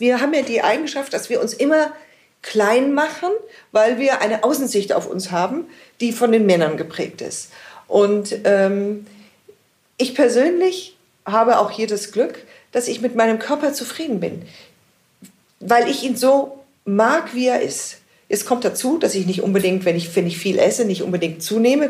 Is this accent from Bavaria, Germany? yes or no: yes; Munich, Bavaria, Germany; ich bin in München geboren und in München lebe ich. Mein Leben lang